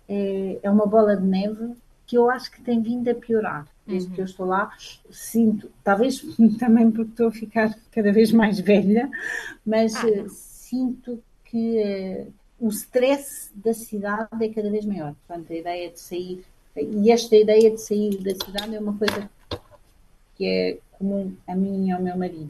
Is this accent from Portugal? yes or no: yes; Portugal; moved away as an adult; now in Rome, Italy; como muitos ah. portugueses eh, saí de Portugal por amor